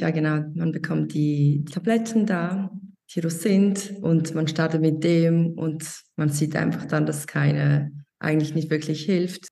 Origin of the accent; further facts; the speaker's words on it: Switzerland; ich bin aus der Schweiz.